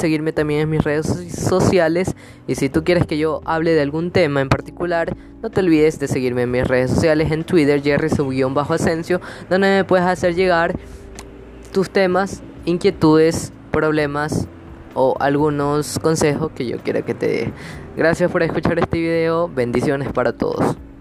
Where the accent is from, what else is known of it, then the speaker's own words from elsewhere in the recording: Ecuador; aquí en mi país, Ecuador